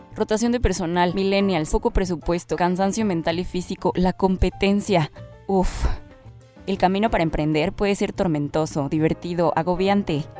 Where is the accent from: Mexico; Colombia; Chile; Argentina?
Mexico; como mexicanos